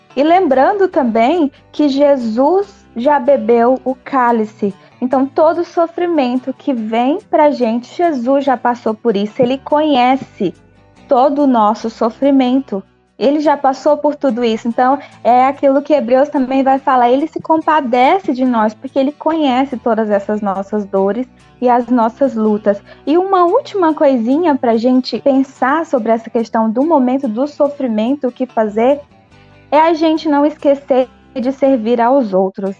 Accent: Nova Russas, Ceará, Brazil; now in Uruaçu, Brazil; eu sou cearense, sou natural aí de Nova Russas, né, da terrinha, mas há alguns anos moro em Goiás

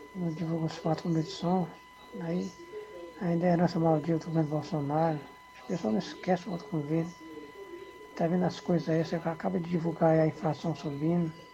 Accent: Brazil; a gente é brasileiro

